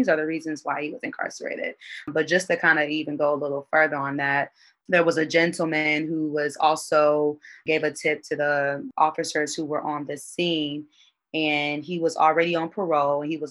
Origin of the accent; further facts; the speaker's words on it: Indianapolis, Indiana, United States; I'm from Indianapolis, Indiana